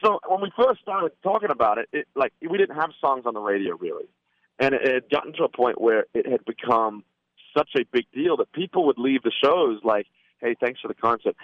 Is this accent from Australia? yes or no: yes; Australia; now in Nashville, United States; my brother … and I are originally born in Australia